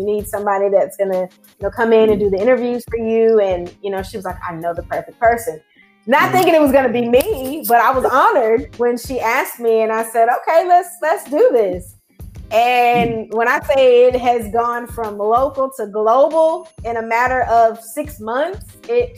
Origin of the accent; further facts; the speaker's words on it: East Texas, United States; here in my hometown